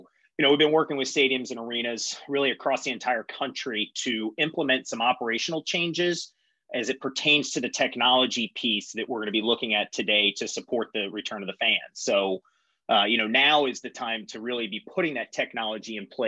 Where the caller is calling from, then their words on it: Cincinnati, Ohio, United States; So like Dana said … I hail to you from Cincinnati, Ohio this morning.